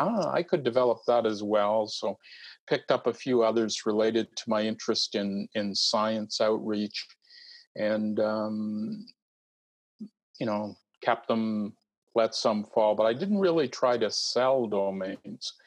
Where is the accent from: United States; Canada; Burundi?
Canada; East Coast of Canada; moved away as an adult; now in British Columbia, Canada; I'm a Canadian and have spent most of my life on the east coast of Canada.